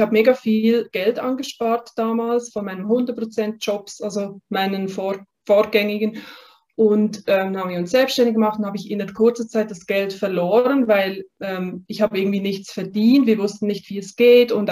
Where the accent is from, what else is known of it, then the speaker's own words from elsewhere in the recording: Basel, Basel-Stadt, Switzerland; also ich bin in Basel aufgewachsen, in der Region. Und ich hatte da immer so das Gefühl gehabt, dass da noch mehr auf mich wartet.